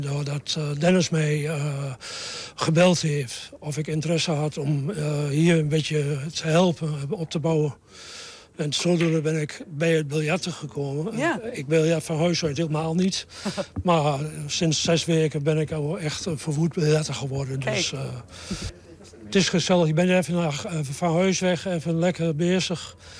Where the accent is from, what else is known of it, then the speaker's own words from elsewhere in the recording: Utrecht, Netherlands; ik ben geboren in Utrecht, en in Utrecht had je in die arbeiderswijkjes had je allemaal een bijnaam als jongen.